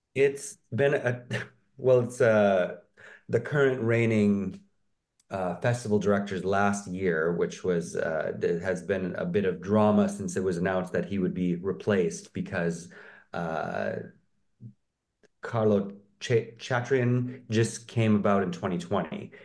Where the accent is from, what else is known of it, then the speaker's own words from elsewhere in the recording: Minnesota, United States; I'm from Minnesota